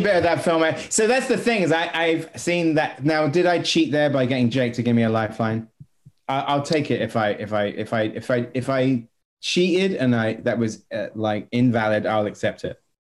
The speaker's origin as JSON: {"language": "English", "country": "United Kingdom", "said": "I'm as a Brit"}